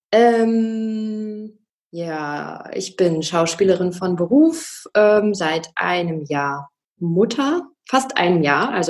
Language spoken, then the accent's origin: German; Wolfsburg, Lower Saxony, Germany; also ich bin in Wolfsburg aufgewachsen und ähm, da ist alles so recht solide